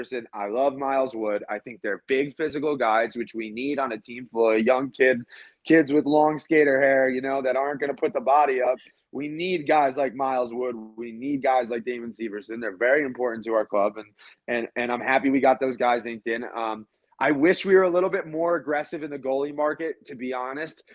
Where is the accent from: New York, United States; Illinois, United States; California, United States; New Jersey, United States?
New Jersey, United States; Wayne; moved away as an adult; now in Colorado, United States; I am from New Jersey. I grew up in Wayne. Um, okay. And I lived there for 18 years of my life